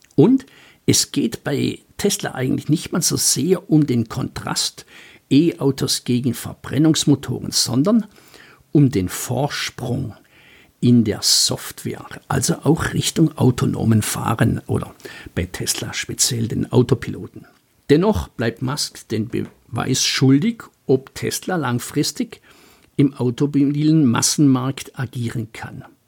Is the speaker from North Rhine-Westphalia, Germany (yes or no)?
no; Baden-Württemberg, Germany; als Schwabe